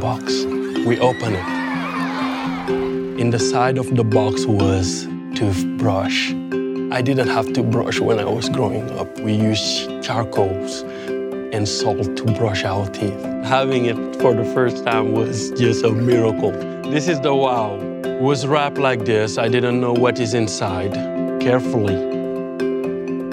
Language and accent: English; Senegal; I'm from Senegal. 95% of people where I grow up are not Christian.